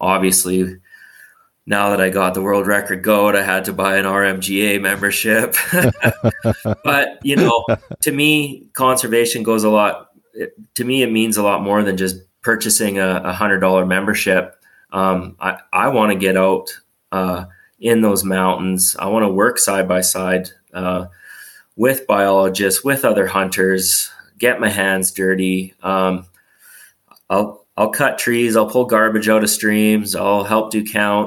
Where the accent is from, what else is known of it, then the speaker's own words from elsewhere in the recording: Revelstoke, British Columbia, Canada; I grew up in Revelstoke, in a small town, 7,000-8,000 people.